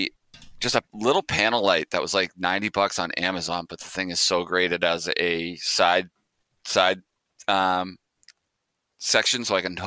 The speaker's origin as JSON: {"language": "English", "town": "Quincy", "country": "United States", "tie": "born or raised there", "said": "my hometown of Quincy"}